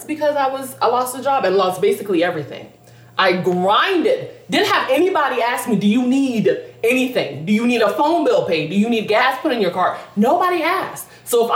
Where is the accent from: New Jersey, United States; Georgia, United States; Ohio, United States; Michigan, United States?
Georgia, United States; Lilburn; I grew up in Lilburn